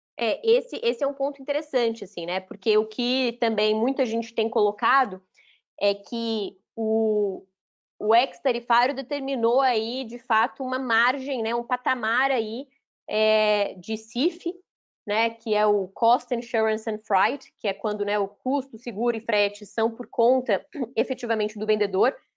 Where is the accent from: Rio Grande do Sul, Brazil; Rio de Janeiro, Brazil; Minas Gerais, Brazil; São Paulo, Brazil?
Minas Gerais, Brazil; Belo Horizonte; não sou mineira de nascimento, mas sou mineira de coração, para mim isso que vale, cresci, né? Cresci no bairro Floresta, em Minas, aí, BH, a vida inteira